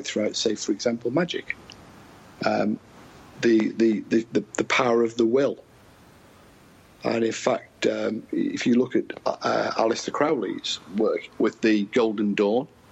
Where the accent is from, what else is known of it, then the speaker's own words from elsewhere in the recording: United Kingdom; as a Brit